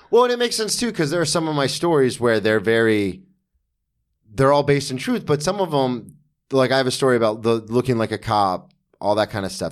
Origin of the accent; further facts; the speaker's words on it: Florida, United States; I grew up in Florida